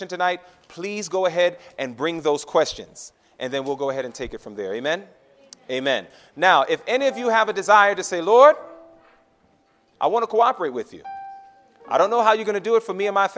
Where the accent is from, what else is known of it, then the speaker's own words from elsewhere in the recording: New York, United States; moved away; I'm a New Yorker